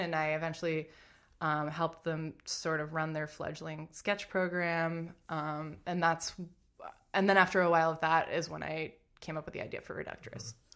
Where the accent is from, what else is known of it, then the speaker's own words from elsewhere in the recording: Lynnfield, Massachusetts, United States; I'm from Massachusetts, just outside of Boston